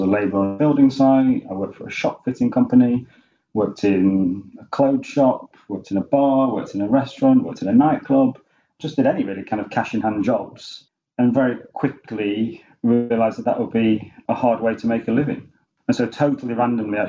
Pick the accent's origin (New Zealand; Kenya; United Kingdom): United Kingdom; Sheffield, Yorkshire and the Humber; I'm from Sheffield, I went to school in Sheffield